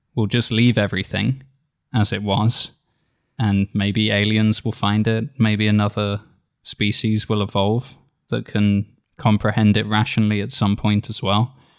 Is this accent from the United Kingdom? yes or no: yes; United Kingdom; as a British reader